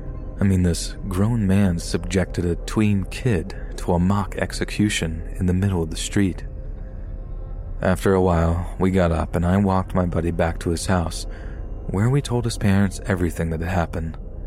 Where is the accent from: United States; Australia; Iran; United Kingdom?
United Kingdom; Yorkshire and the Humber; born there; I was born in Yorkshire, here in the UK, but my parents are from Libya in North Africa.